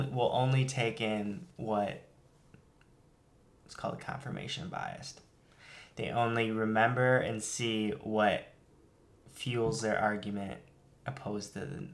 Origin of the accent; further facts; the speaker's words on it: Philippines; I think it's because I'm Filipino.